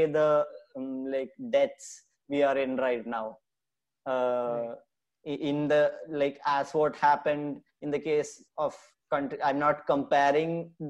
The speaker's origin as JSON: {"language": "English", "region": "Kerala", "country": "India", "tie": "born or raised there", "said": "my home state, Kerala"}